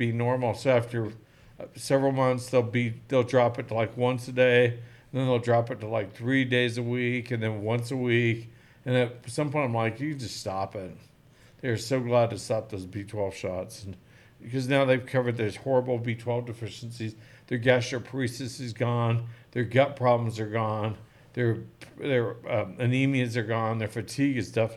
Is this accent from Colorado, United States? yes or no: no; Oklahoma, United States; I'm an Okie. I grew up in Oklahoma